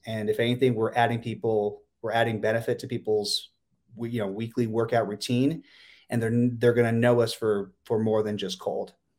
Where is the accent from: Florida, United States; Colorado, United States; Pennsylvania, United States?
Pennsylvania, United States; moved away; my hometown in Pennsylvania